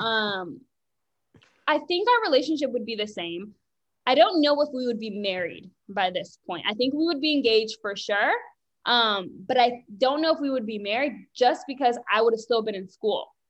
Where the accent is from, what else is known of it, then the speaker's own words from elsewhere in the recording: Richmond, Virginia, United States; also born or lived in Bronx, New York; I was born in New York, Bronx, New York. My parents moved here when I was three to Richmond, Virginia